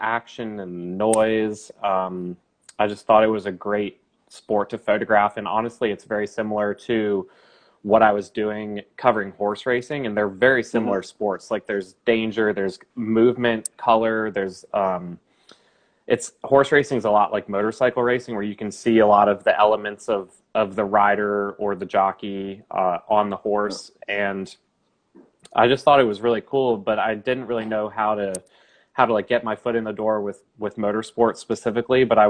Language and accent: English; Charlotte, North Carolina, United States; I'm from Charlotte, North Carolina. I'm born and raised in Charlotte